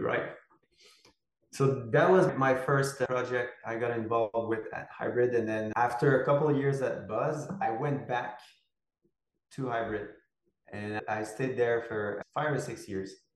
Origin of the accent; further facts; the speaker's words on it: Quebec, Canada; moved away as an adult; I'm from Quebec and I live in Quebec at the moment. I've been back in Quebec since eight or nine years now